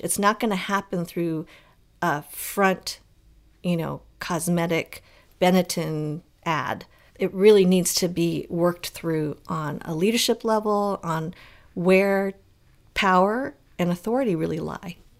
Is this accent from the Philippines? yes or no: no; Colorado, United States; as a young girl growing up in Colorado